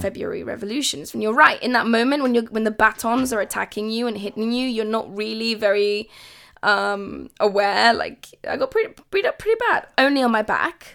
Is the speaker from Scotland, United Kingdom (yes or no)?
no; London, United Kingdom; also born or lived in Kabul, Afghanistan; it's where I'm from but I am a Londoner. I'm British